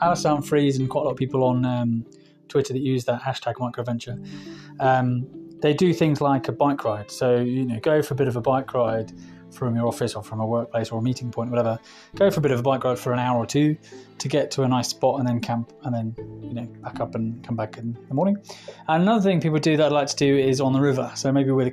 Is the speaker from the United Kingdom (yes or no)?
yes; England, United Kingdom; moved away as an adult; now in Spain; I'm English local